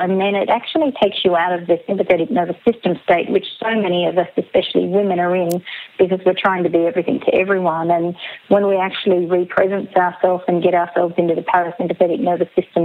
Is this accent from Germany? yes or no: no; Gunnedah, New South Wales, Australia; moved away as an adult; also born or lived in Brisbane, Australia / Sydney, Australia; now in Murwillumbah, Australia; I grew up in Gunnedah. So I was born in Gunnedah, New South Wales, a small country town out the New England northwest region of Australia.